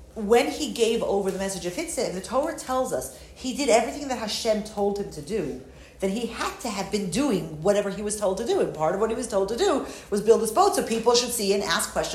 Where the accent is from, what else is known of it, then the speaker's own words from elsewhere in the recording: New York, United States; moved away; I'm from New York originally